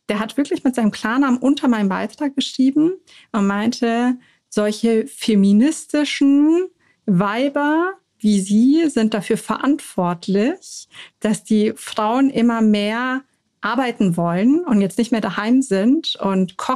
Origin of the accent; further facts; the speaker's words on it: Munich, Bavaria, Germany; Weil ich bin in München geboren